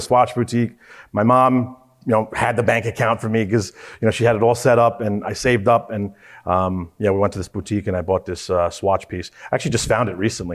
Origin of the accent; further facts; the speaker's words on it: New York City, New York, United States; moved away as an adult; also born or lived in New Jersey; now in Atlanta, United States; born and raised in Queens